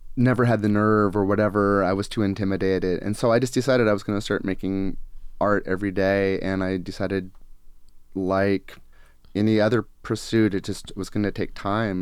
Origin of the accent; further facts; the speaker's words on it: Gresham, Oregon, United States; also born or lived in Portland, Oregon; I was born here in this area and I grew up on Gresham and, you know, I've only lived in Portland other than